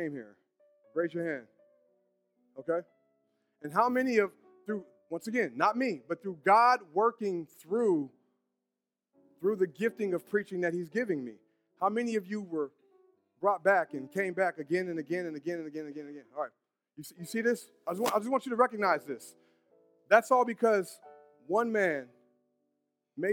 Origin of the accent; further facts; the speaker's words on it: Brownsburg, Indiana, United States; I'm from Brownsburg.